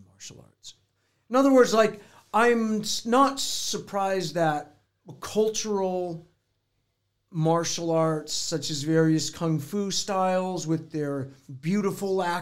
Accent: United States; also born or lived in Los Angeles; as an American

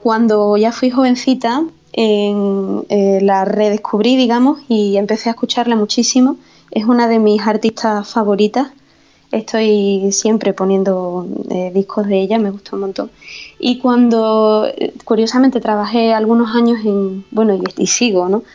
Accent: Andalusia, Spain; mi tierra

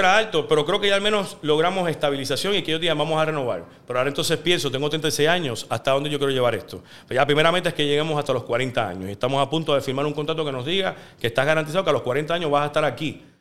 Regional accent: Puerto Rico; moved away as an adult; este es mi lugar, yo me crié aquí

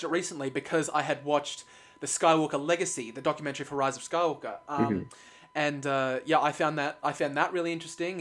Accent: Australia; we're Australians

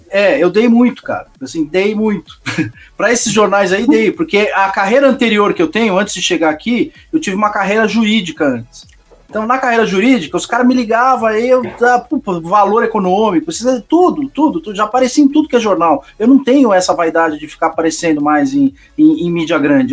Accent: São Paulo, Brazil; eu sou de São Paulo

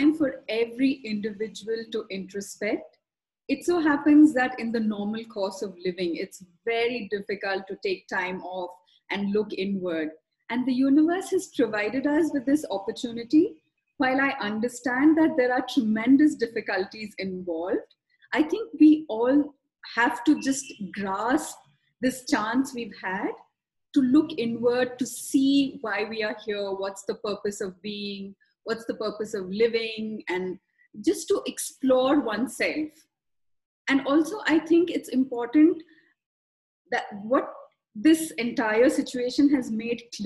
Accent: South India, India; I was born in South India, where spirituality comes with the package deal of just being born in a South Indian family

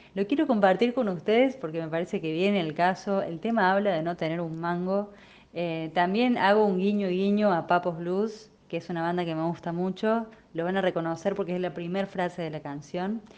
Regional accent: Córdoba, Argentina; Soy de Córdoba

